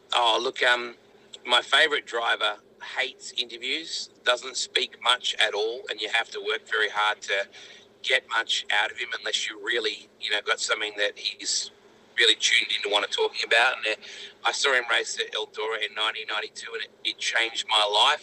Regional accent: Australia; We came all the way from Australia

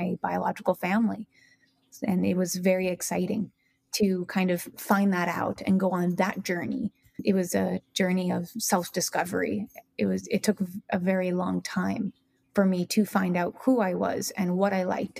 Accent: New Jersey, United States; also born or lived in Moscow, Russia; I grew up in New Jersey for all of my life

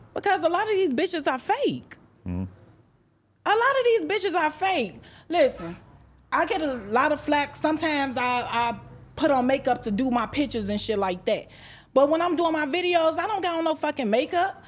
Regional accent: Chicago, Illinois, United States; moved away; I'm from Chicago, South Side, Inglewood, grew up on seventy-first and Yale

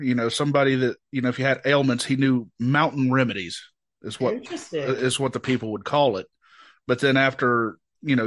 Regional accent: Boone, North Carolina, United States; I'm from Boone, born and raised, small mountain town

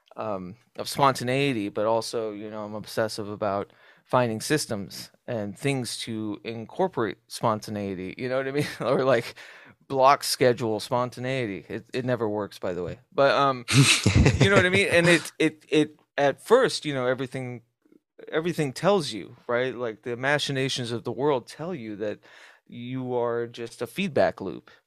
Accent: Southwest, United States; as a kid growing up in the Southwest

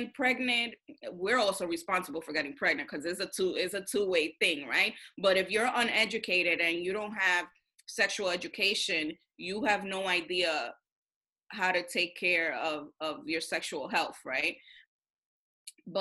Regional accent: New York City, New York, United States; When you grow up in Washington Heights with a bunch of Dominicans

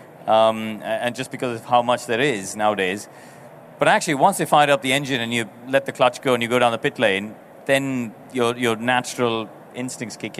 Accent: India; I come from India

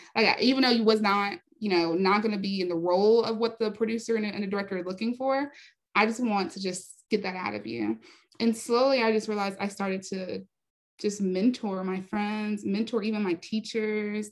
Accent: Raleigh, North Carolina, United States; moved away; also born or lived in Hollywood; I was raised in North Carolina in Raleigh, North Carolina

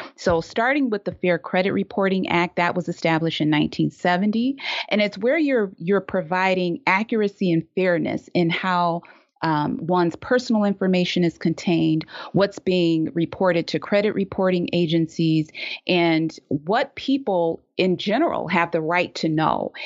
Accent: Detroit, Michigan, United States; in Detroit, growing up in Detroit

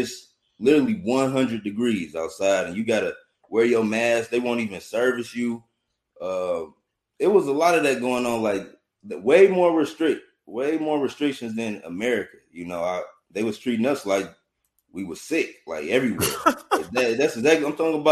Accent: Detroit, Michigan, United States; I'm from Detroit

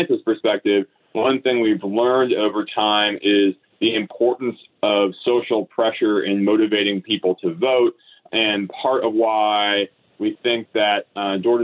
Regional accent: Wisconsin, United States; now in Pennsylvania, United States; I grew up in Wisconsin

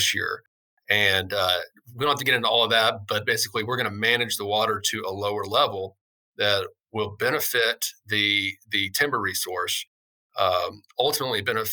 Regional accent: Arkansas, United States; moved away as an adult; I grew up in very rural Arkansas, grew up hunting and fishing

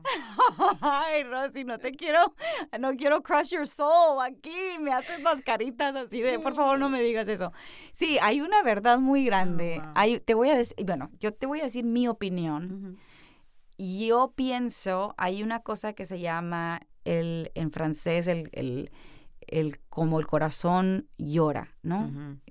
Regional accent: Culiacán, Sinaloa, Mexico; also born or lived in New York; now in Los Angeles, United States; yo nací en Culiacán, Sinaloa, que es una ciudad que está distinguida por tener los mejores atardeceres y también el narcotráfico. Entonces yo nací en una ciudad en donde bajo mi casa comíamos delicioso

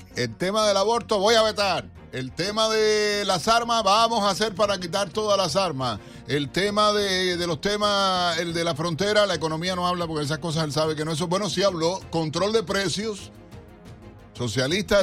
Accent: Cuba; now in United States; como decimos los cubanos

